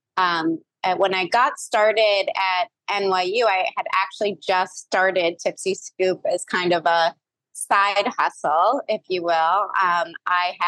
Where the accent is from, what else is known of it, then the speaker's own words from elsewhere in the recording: New York City, New York, United States; I am from New York City, which I know is unusual, but I was actually born there and grew up there.